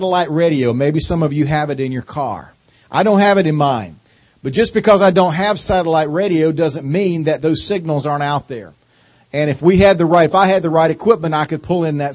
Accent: North Carolina, United States; accent: southern drawl; moved away as an adult; now in Washington, D.C., United States; I got this accent from living 45 years in North Carolina

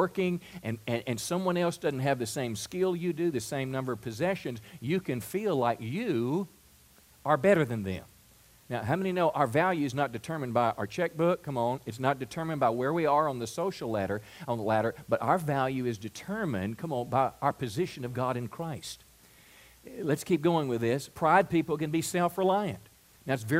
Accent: Mississippi, United States; moved away as an adult; also born or lived in California; I'm from Mississippi, and I'd meet people in California, and when I would tell them that I was from Mississippi

